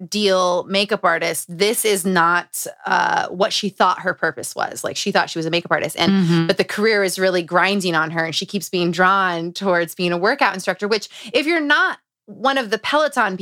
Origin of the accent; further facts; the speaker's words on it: Utah, United States; Growing up in Utah